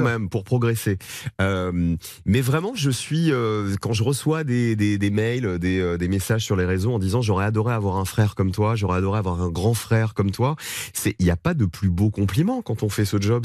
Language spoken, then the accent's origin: French; Provence-Alpes-Côte d'Azur, France; moved away; je viens de la Provence, je viens des montagnes, du soleil, euh, j'y retourne beaucoup, ma maman et ma grand-mère vivent toujours là-bas